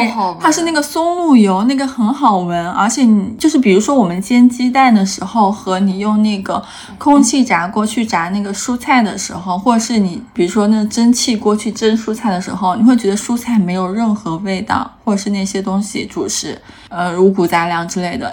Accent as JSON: {"language": "Chinese", "region": "Hunan", "country": "China", "said": "我作为一个湖南人"}